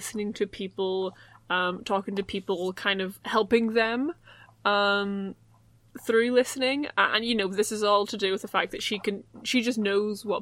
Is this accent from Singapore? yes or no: no; Ireland; accent: Irish; I'm the Irish one. You can tell my voice by the Irish accent.